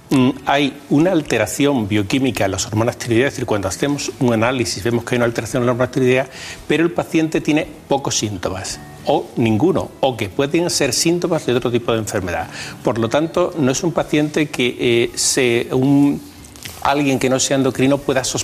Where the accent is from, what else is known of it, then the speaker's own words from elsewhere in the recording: Huelva, Andalusia, Spain; born there; also born or lived in Madrid / Extremadura; Yo nací en Huelva.